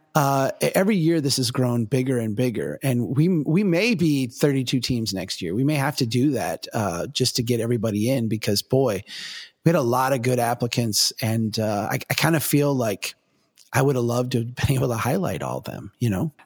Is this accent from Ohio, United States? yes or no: no; Minnesota, United States; I'm from Minnesota